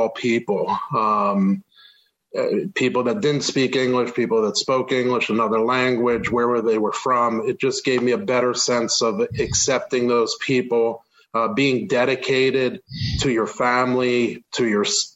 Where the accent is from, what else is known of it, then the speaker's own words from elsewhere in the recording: Montgomery County, a suburb of Philadelphia, Pennsylvania, United States; moved away as an adult; also born or lived in Berks County, Pennsylvania; now in Reading, United States; I am from Montgomery County, a suburb of Philadelphia, born and raised there